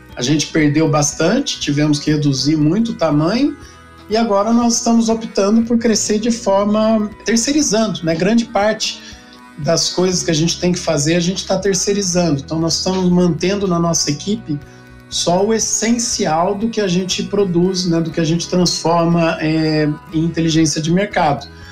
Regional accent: interior of São Paulo, Brazil; eu nasci em São Paulo, na capital, mas eu sou de família do interior, né? Meus pais estavam morando em São Paulo quando, quando eu nasci. E logo de logo cedo a gente voltou para o interior

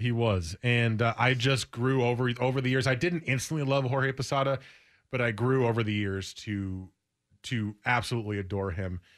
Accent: United States; I grew up in New York or New Jersey

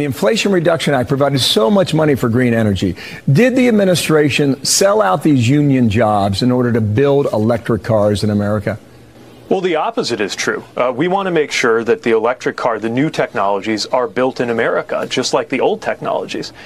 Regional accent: the industrial Midwest, United States; I grew up in the industrial Midwest

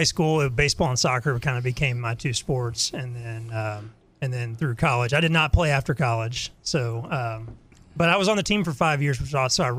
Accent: Louisville, Kentucky, United States; born and raised here in Louisville.

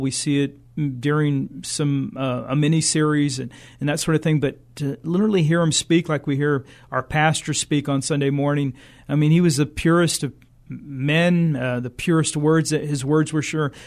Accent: San Antonio, Texas, United States; we're from San Antonio

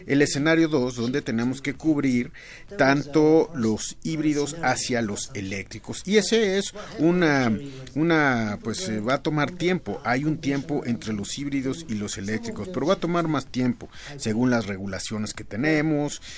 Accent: Mexico; para nosotros, los clientes mexicanos

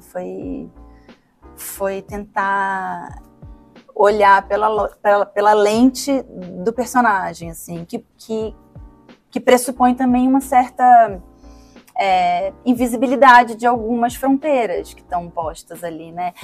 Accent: Brazil; como cidadã, como sujeita, como brasileira

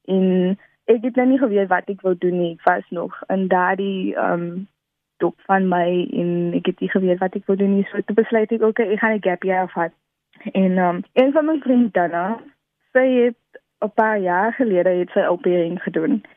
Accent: Wellington, Western Cape, South Africa; also born or lived in Netherlands; ek is van Wellington

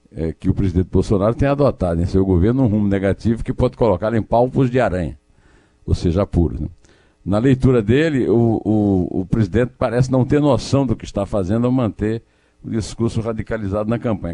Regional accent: Brazil; como brasileiro

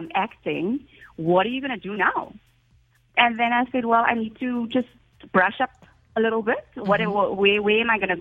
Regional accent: Cape Town, Western Cape, South Africa; accent: South African; I'm from Cape Town

